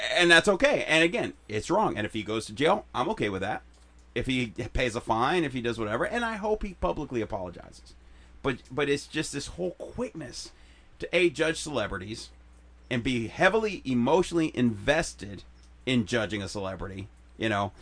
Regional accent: Chicago, Illinois, United States; moved away; We used to fist fight in where I grew up in Chicago

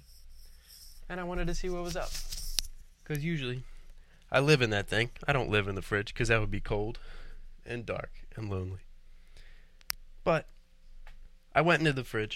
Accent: Philadelphia, Pennsylvania, United States; I'm from Philadelphia, Pennsylvania

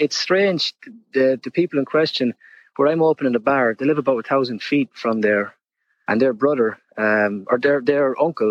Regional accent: Ireland; now in New York, United States; I'm originally from Ireland.

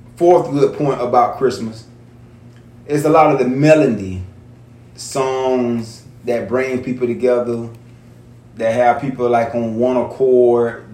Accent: St. Petersburg, Florida, United States; entrepreneur, born and raised in St. Pete

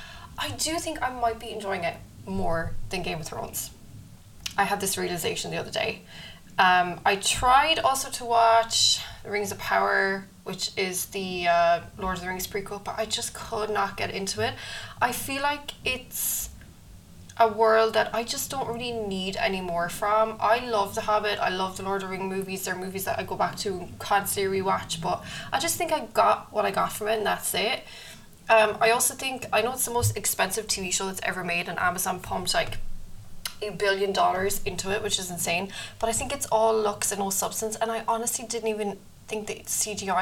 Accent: Ireland; Being Irish

